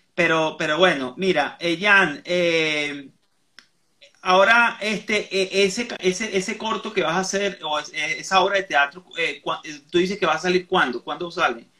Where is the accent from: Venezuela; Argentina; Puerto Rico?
Venezuela; moved away; Yo que estoy en el exterior, soy venezolano